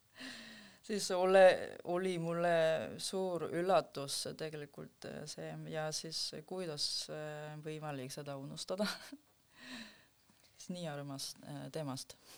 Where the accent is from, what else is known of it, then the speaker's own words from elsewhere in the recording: South Korea; Estonian is a second language; now in Estonia; ma ise tul-, tulin eh, Lõuna-Koreast